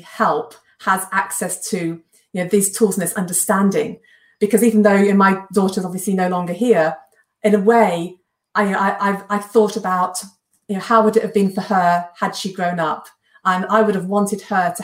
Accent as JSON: {"language": "English", "region": "England", "country": "United Kingdom"}